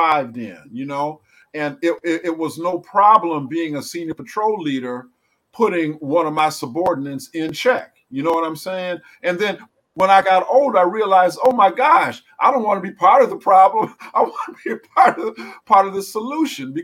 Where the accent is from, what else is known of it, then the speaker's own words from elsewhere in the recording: Ann Arbor, Michigan, United States; growing up in Ann Arbor